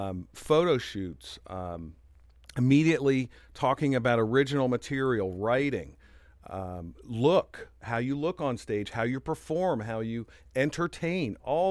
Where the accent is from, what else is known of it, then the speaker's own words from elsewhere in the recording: Tampa, Florida, United States; also born or lived in New York / Raleigh; I was born in New York, and then Dad was an IBM guy, so we moved a bit. We went from New York to Raleigh, and then I went to high school in Tampa.